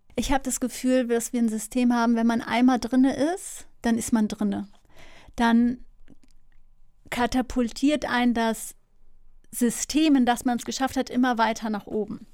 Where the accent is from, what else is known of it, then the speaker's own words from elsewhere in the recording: Hamburg, Germany; moved away; also born or lived in Lille, France / Münster / Netherlands; nach Harburg oder Neugraben, ähm, Hamburg Süd quasi, wo ich aufgewachsen bin